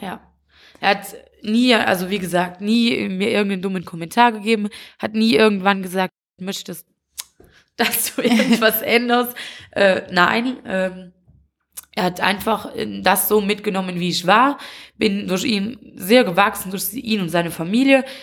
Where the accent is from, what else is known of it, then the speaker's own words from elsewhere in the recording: Wallonia, Belgium; hier so bei uns in Usbekien, hier kennt jeder jeden